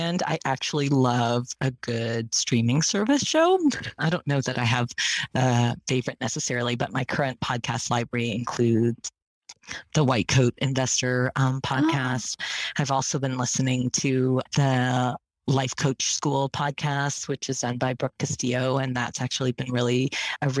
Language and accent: English; Malaysia; moved away; also born or lived in San Francisco; I was born in Malaysia.